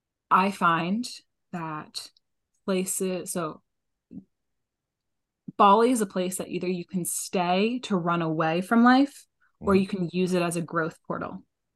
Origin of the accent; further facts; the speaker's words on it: New England, United States; What does it mean to like the bubble that I grew up in New England, to have that much safety and privilege in different ways, but also to have the love that I received.